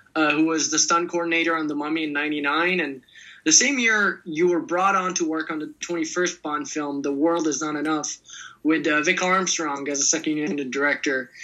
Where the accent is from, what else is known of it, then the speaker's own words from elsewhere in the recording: Italy; I'm from Italy, and I remember growing up with a lot of passion